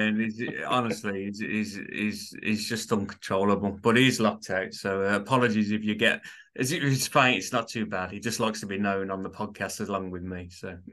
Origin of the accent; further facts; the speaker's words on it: Birmingham, West Midlands, United Kingdom; I'm from Birmingham, U K, so you could probably tell it's a div, it's a, it's a bit of a strange accent, but that's where it derives from, Birmingham, U K